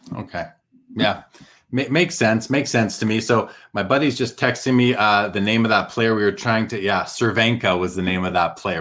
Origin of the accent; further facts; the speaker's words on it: Winnipeg, Manitoba, Canada; moved away; growing up in Winnipeg